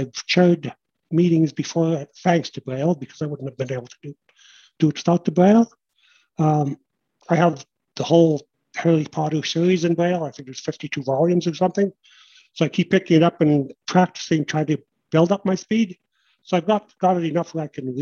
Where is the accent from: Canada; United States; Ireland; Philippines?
Canada; I'm from Canada